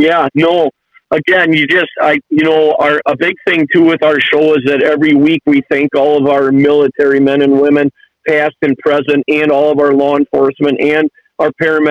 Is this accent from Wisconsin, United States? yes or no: yes; Lake Winnebago, Wisconsin, United States; we grew up on Lake Winnebago